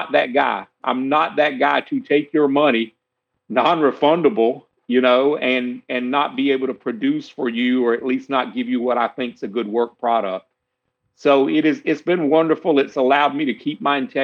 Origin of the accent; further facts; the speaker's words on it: South Carolina, United States; I'm from South Carolina. Been here my whole life